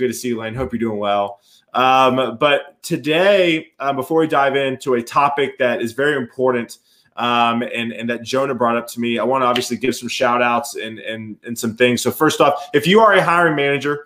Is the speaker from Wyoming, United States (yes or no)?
no; Columbia, South Carolina, United States; also born or lived in Raleigh, North Carolina; now in Nashville, United States; my hometown of Columbia, South Carolina